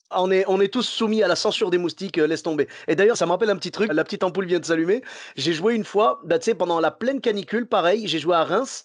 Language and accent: French; Morocco; now in Bordeaux, France; je suis marocain, la chaleur, j'ai l'habitude, tu vois. Nous au Maroc, 45 euh, degrés